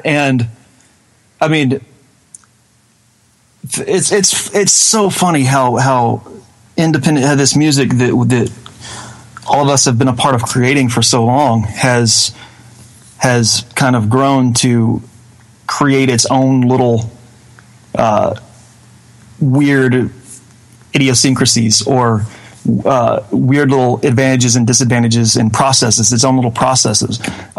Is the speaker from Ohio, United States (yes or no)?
no; Mississippi, United States; moved away as an adult; now in Murfreesboro, United States; I was born and raised in North Mississippi, about 45 minutes south of Memphis, on I-55, and ended up moving to Murfreesboro, Tennessee, which is right outside of Nashville, after I left high school